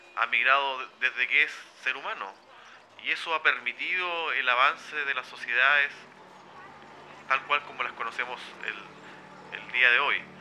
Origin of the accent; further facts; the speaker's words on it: Chile; habitante de esta nación, país llamado Chile